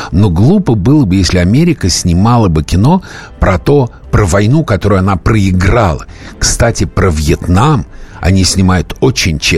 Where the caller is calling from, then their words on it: Moscow, Russia; А, я из я из Москвы.